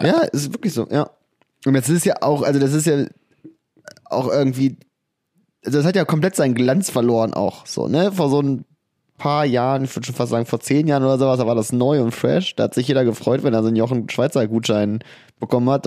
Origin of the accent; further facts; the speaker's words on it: Harz, Germany; bei uns im Harz